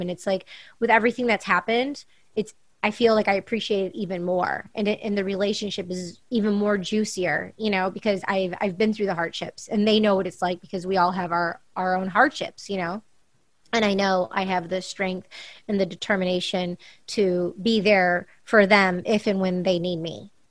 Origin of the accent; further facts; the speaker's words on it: Michigan, United States; moved away as an adult; also born or lived in New York City, United States; now in Los Angeles, United States; I'm growing up in Michigan